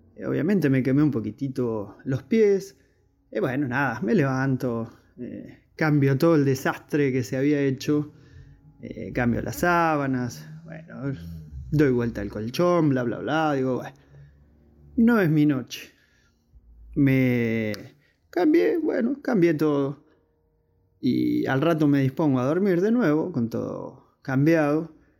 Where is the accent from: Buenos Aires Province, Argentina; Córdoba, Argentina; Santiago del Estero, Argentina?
Buenos Aires Province, Argentina; Berisso; soy de Argentina, de la localidad de Berizo